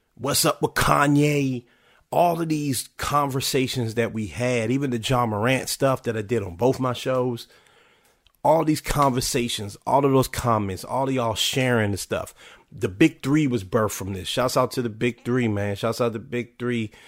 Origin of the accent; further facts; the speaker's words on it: Washington, District of Columbia, United States; my hometown, then called Washington Redskins